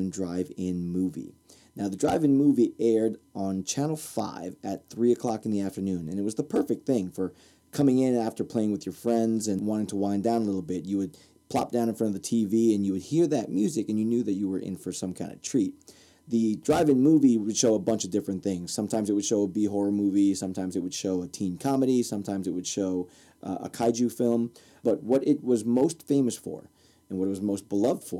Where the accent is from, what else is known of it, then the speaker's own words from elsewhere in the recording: Newark, New Jersey, United States; So I grew up in Newark, New Jersey.